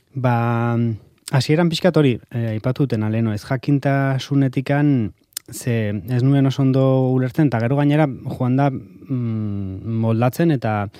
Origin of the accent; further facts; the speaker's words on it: Hernani, Basque Country, Spain; Hernanikoa izanik